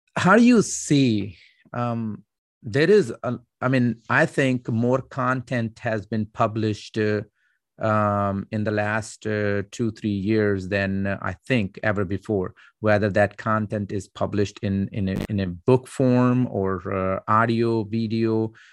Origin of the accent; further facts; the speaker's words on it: Pakistan; I'm Pakistani